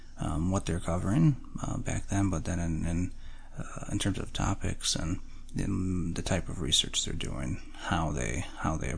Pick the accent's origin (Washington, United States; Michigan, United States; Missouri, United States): Michigan, United States; growing up in Michigan